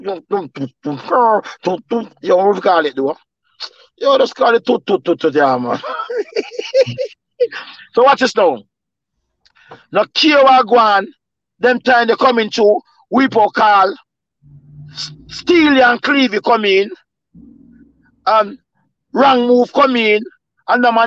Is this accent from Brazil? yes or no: no; Jamaica; Growing up in Jamaica